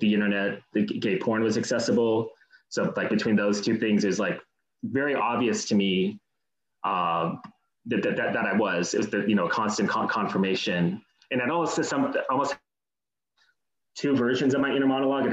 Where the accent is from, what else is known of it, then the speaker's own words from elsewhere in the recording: Los Altos, California, United States; now in Los Angeles, United States; I grew up kind of next to Palo Alto, a town called Los Altos